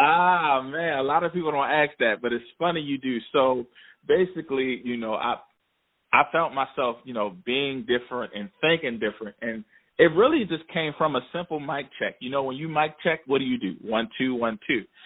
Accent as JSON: {"language": "English", "town": "Philadelphia", "region": "Pennsylvania", "country": "United States", "tie": "born or raised there", "moved": "yes", "lives_now": "Baltimore, United States", "said": "I'm originally from Philadelphia. I was born in Philadelphia. Then I, I moved to Baltimore um, years ago, and I've been in Baltimore ever since."}